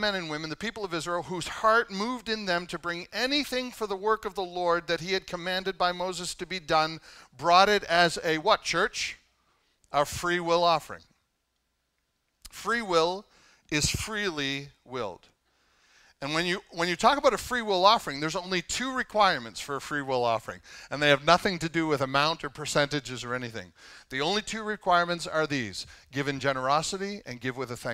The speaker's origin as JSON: {"language": "English", "country": "Canada", "said": "I'm Canadian"}